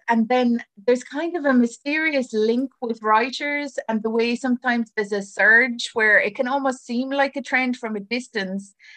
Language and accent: English; Ireland; as an Irish writer